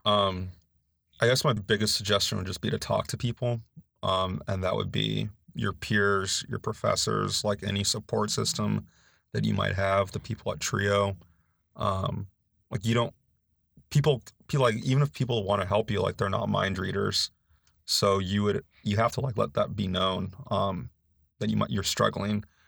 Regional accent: Los Angeles, California, United States; moved away as an adult; now in North Carolina, United States; I'm from Los Angeles, California, in, like, this area called San Gabriel Valley

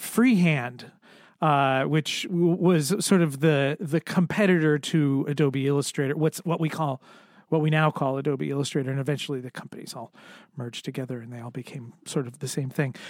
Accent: Connecticut, United States; moved away as an adult; also born or lived in Boston; now in Providence, United States; I grew up in Connecticut

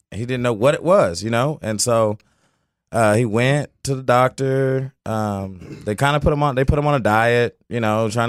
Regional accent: Fort Collins, Colorado, United States; born there; also born or lived in California / Oklahoma / Florida / Okinawa; I was born in Fort Collins, Colorado, and um, we moved. We I mean we moved probably like every two years, every year or something.

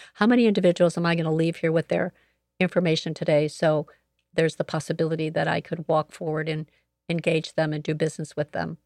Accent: Joliet, Illinois, United States; I am a native of Joliet, Illinois, so I grew up here in Joliet

